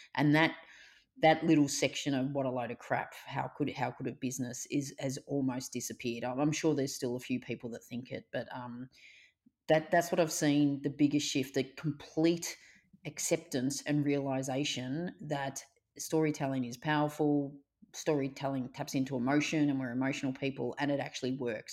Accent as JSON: {"language": "English", "town": "Melbourne", "region": "Victoria", "country": "Australia", "tie": "born or raised there", "said": "I grew up in Melbourne, so I've gr-, lived and worked in Melbourne all my life. I grew up in a suburb, you know, called Reservoir"}